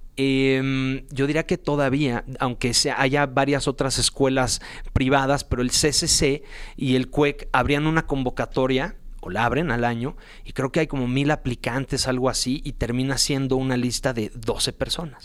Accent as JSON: {"language": "Spanish", "region": "Mexico City", "country": "Mexico", "tie": "born or raised there", "said": "yo nací aquí en la Ciudad de México"}